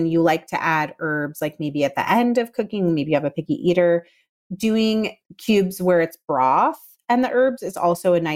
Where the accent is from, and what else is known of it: the South, United States